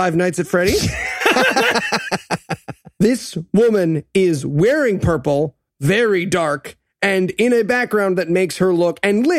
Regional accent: Nigeria; I'm Nigerian. I don't know if you guys know.

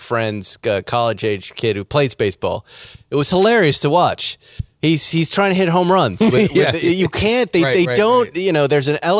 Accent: Boston, Massachusetts, United States; accent: Boston; My Boston accent seems to be coming back as I'm getting older

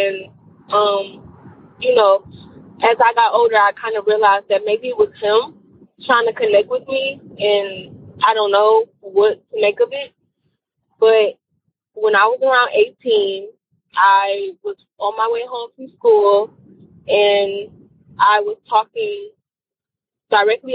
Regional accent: Detroit, Michigan, United States; I'm from Detroit

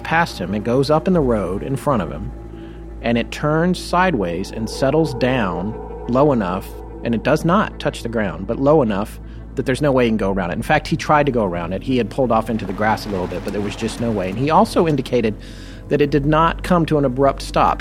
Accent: North Carolina, United States; also born or lived in California; my experience of growing up was in North Carolina

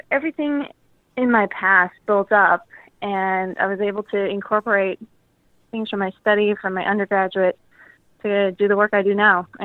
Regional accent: Germany; now in Monterey, United States; I'm 28 years old. I live in beautiful Monterey, California, and I'm originally from Germany.

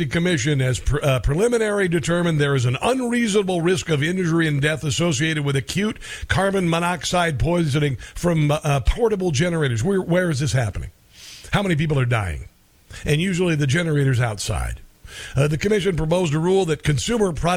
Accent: Iowa, United States; I'm from Iowa

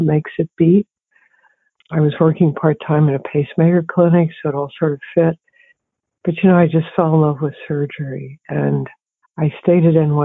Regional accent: Palmyra, New Jersey, United States; also born or lived in Towanda, Pennsylvania; I was born in Towanda, Pennsylvania, which is sort of in the middle of the coal mining area of Pennsylvania. And I grew up in Palmyra, New Jersey, just outside of Philadelphia.

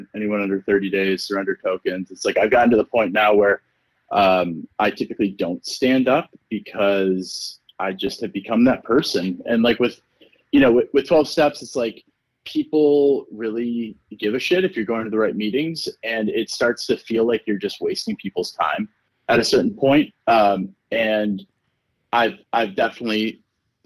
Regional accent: East Coast, New York, United States; moved away as an adult; now in Los Angeles, United States; growing up on the East Coast and in New York

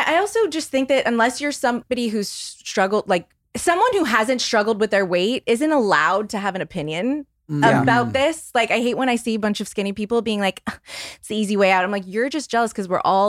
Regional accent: New Orleans, Louisiana, United States; I was raised Catholic. I'm from New Orleans, so a super Catholic city.

